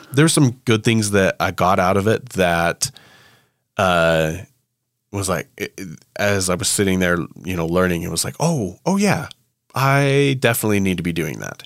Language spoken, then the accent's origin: English; United States; I'm an American